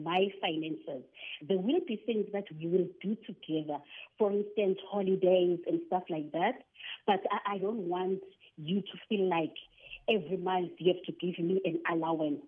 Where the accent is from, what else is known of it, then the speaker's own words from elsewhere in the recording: Durban, KwaZulu-Natal, South Africa; I'm from Durban. From Durban